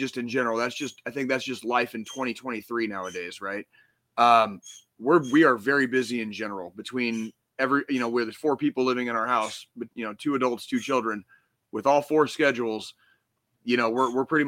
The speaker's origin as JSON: {"language": "English", "region": "Arizona", "country": "United States", "tie": "born or raised there", "moved": "yes", "lives_now": "Kansas City, United States", "said": "growing up in Arizona"}